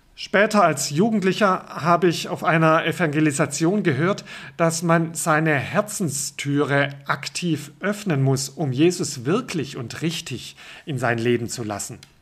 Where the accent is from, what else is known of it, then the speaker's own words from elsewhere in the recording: Baden-Württemberg, Germany; Aufgewachsen bin ich im württembergischen Pietismus